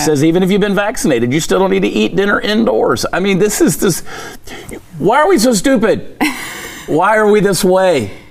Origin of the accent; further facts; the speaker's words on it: Texas, United States; as a Texan